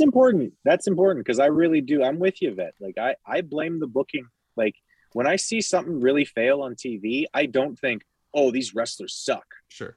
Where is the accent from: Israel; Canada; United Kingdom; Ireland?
Canada; I'm Canadian